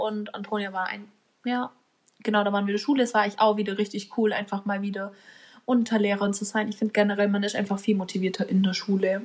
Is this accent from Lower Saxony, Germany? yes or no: no; Bavaria, Germany; bei uns in Bayern